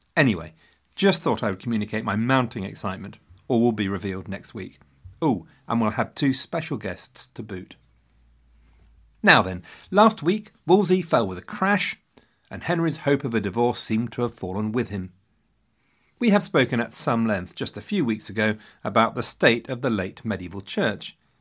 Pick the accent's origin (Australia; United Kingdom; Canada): United Kingdom; England; I am also an Englishman